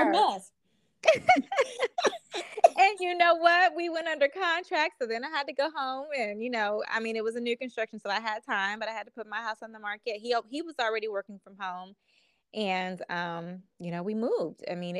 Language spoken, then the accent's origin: English; Kansas, United States; moved away as an adult; also born or lived in Wichita, Kansas / Atlanta, Georgia; now in North Carolina, United States; I'm from Kansas.